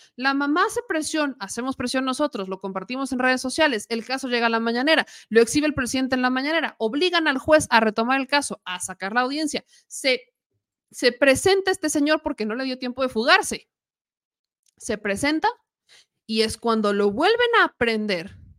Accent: Mexico; Como buena mexicana

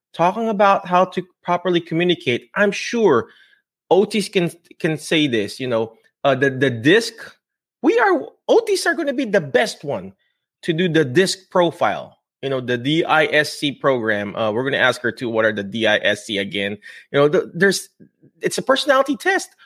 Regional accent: Philippines; I'm Filipino, I'm brown-skinned

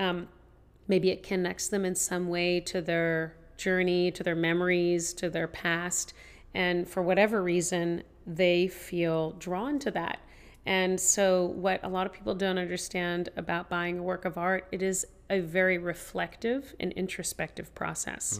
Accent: Tennessee, United States; I grew up in Tennessee

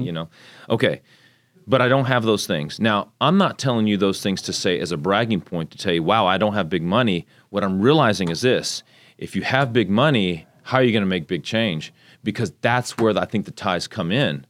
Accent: Magnolia, Texas, United States; also born or lived in Tokyo, Japan; So I grew up in Japan, moved here when I was six, about what, Magnolia had twelve hundred people

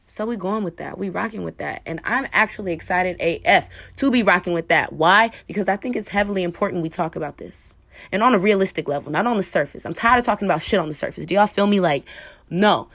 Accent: Oakland, California, United States; I'm from Oakland, California

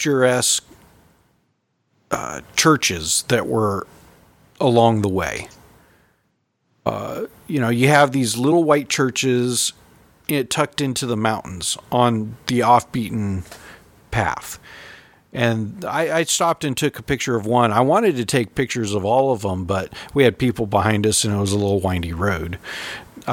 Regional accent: California, United States; moved away; Growing up in California, I had the Sierra Nevadas

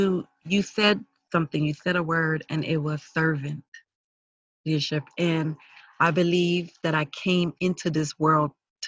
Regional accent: New York City, New York, United States; I am Garifuna American. I was born, you know, in the Bronx, New York, to Garifuna parents who are from Honduras. The Garifuna people are a mixture of Arawak Indian and West African.

